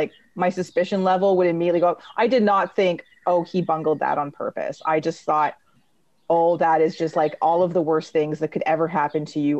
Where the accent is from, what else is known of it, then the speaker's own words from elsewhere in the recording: Canada; And being Canadian soccer supporters and having had that affect Canadian soccer at least once or many, many times in the past.